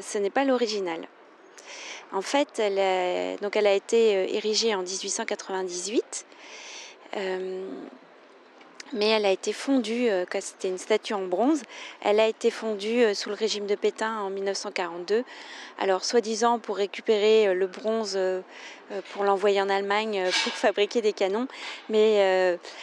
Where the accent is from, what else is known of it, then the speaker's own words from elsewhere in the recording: France; also born or lived in near Paris; je suis française